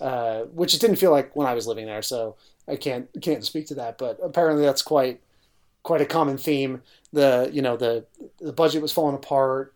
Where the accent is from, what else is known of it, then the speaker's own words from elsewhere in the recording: New York City, New York, United States; as a New Yorker